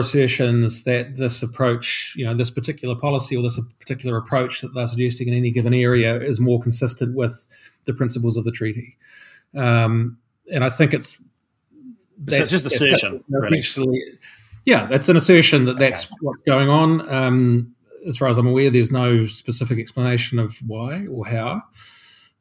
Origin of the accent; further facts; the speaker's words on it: Christchurch, Canterbury, New Zealand; I grew up in Christchurch, which was the smog capital of New Zealand